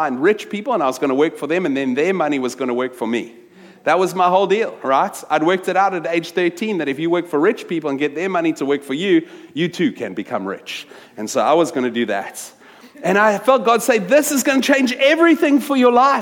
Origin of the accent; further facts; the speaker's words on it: Wellington, Western Cape, South Africa; moved away as an adult; also born or lived in New York; I grew up in South Africa, in a little town from when I was 10 to when I finished matric, a little Afrikaans town called Wellington